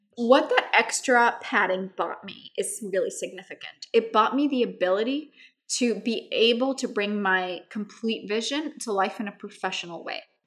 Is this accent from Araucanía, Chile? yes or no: no; Santiago, Santiago Metropolitan Region, Chile; moved away as an adult; also born or lived in New York; Where I grew up in Santiago